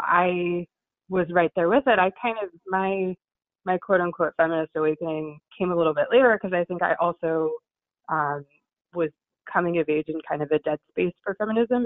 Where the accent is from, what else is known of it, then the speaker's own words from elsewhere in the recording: New Jersey, United States; I'm from New Jersey